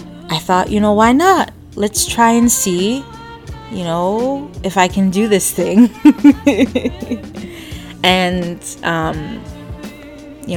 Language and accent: English; Michigan, United States; I am from Michigan, born and raised